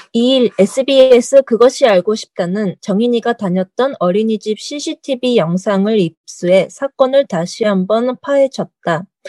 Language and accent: Japanese; Japan; also born or lived in South Korea; 韓国生まれ、日本育ち、バタバタしてきた韓国人